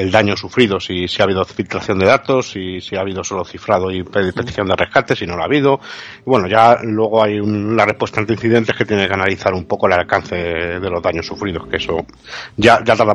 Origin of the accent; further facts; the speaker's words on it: Spain; ya sabemos cómo somos los españoles y tal, en plan coña, ¿no?